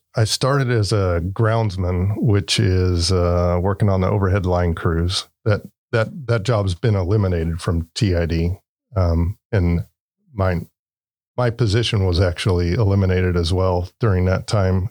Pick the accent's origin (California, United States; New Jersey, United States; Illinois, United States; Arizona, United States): California, United States; Turlock; I grew up in Turlock, um, lived in the area since I was probably about three years old